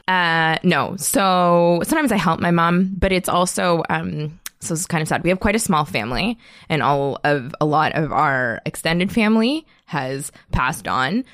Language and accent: English; Toronto, Ontario, Canada; moved away; also born or lived in Montreal; I am from North York, and then I went to school in Montreal